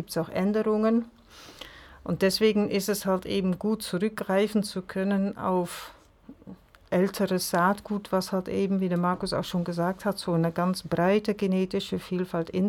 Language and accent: German; Netherlands; now in Germany; seit über 20 Jahren hier in Mecklenburg sind allerdings, äh, also Isabelle ist Französin und ich bin Niederländerin.